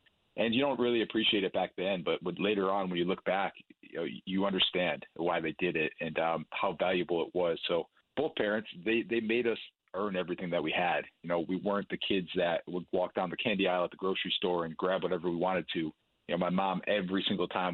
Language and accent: English; Buffalo, New York, United States; we grew up in Buffalo, New York